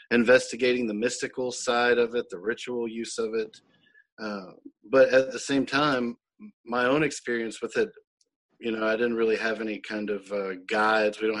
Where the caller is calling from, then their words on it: Tupelo, Mississippi, United States; I'm in Tupelo, Mississippi, uh, on our um, family farm here